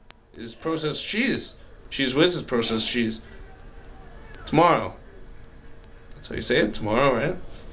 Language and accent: English; United States; also born or lived in Canada; As American